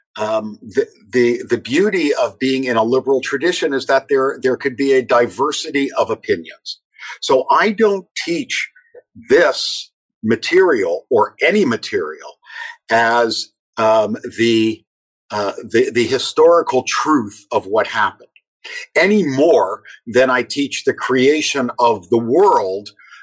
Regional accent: Toronto, Ontario, Canada; I was growing up in Toronto

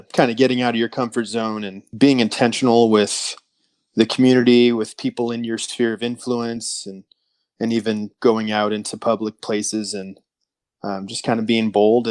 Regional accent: Des Moines, Iowa, United States; I'm currently residing in Des Moines, Iowa. So I'm a Northerner

